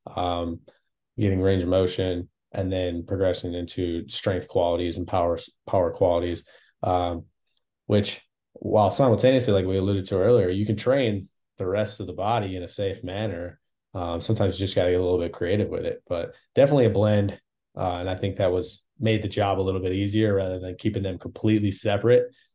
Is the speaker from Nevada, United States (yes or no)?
no; Wisconsin, United States; moved away as an adult; also born or lived in Houston, United States; now in Phoenix, United States; originally I'm from Wisconsin.